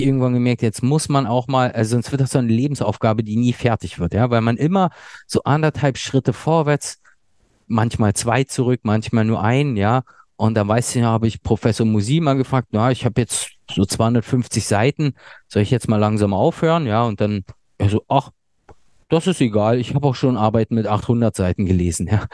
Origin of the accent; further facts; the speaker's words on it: Berlin, Germany; also born or lived in Ludwigsburg; ursprünglich komme ich aus Berlin